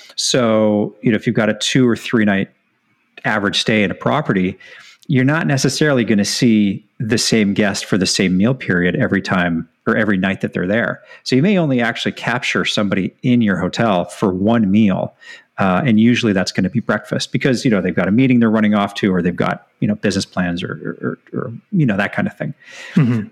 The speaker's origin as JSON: {"language": "English", "town": "Edmonton", "region": "Alberta", "country": "Canada", "tie": "born or raised there", "also_born_or_lived": "British Columbia / Bermuda / San Francisco / Orange County, California", "moved": "as an adult", "said": "I'm born and raised in Edmonton, Alberta"}